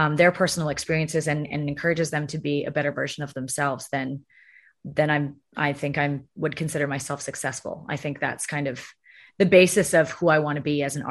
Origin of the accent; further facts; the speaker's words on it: Canada; moved away as an adult; also born or lived in Scotland (ancestry); now in Nashville, United States; I'm from Canada, so I've been here for a while and kind of got acclimated